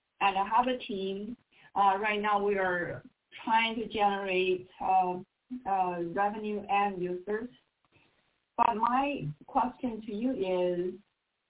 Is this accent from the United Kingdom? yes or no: no; China; English is a second language; moved away as an adult; now in Hershey, United States; 2009, I came from China, since 2009